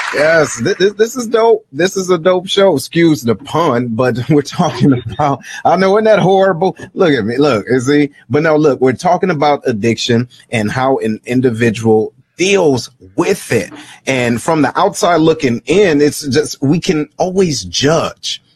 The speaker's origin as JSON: {"language": "English", "town": "Detroit", "region": "Michigan", "country": "United States", "said": "I'm originally from Detroit"}